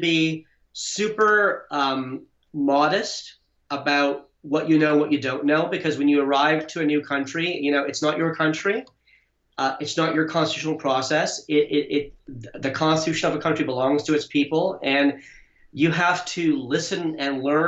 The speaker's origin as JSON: {"language": "English", "country": "Canada", "tie": "born or raised there", "also_born_or_lived": "India / Montreal, Canada / United Kingdom / United States", "moved": "yes", "said": "I was born in India, grew up in Canada, hold law degrees from the UK, Canada, United States, worked in South Africa"}